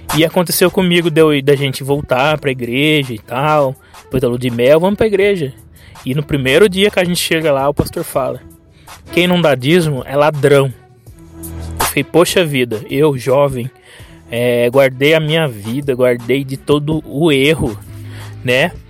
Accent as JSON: {"language": "Portuguese", "country": "Brazil"}